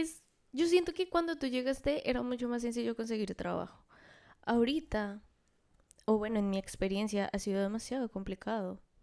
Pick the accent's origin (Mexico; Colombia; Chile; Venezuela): Colombia; moved away as an adult; now in Miami, United States; vamos a hablar de nuestras experiencias como colombianas